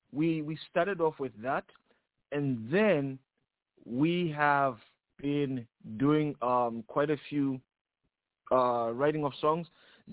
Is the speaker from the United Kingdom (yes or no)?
no; Zambia; moved away as an adult; now in United States; I'm from Zambia